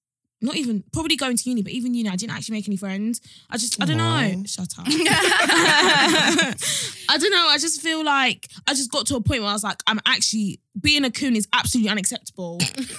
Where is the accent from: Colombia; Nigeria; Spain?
Nigeria; Growing up in Nigeria and our house.